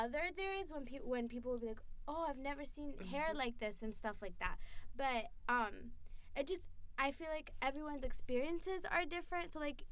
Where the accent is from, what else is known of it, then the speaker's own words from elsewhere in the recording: Marion, Massachusetts, United States; me and my friend Sophia made up the entire population of black people in Marion, Massachusetts.